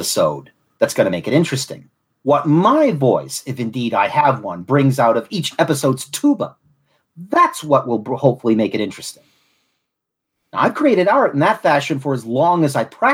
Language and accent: English; Southwest Florida, United States; accent: Southern; I was also raised but not born in Southwest Florida.